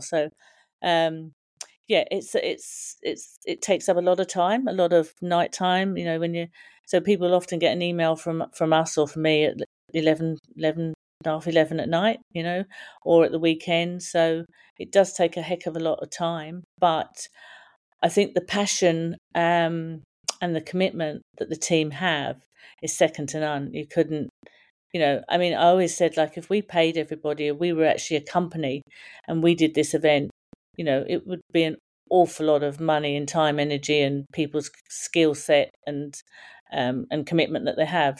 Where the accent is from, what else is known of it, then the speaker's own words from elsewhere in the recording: Brighton, South East England, United Kingdom; also born or lived in Cork; now in Sydney, Australia; Me and my four sisters were all born, um, down south, so we were all sort of Brighton area, so we all come from the Brighton area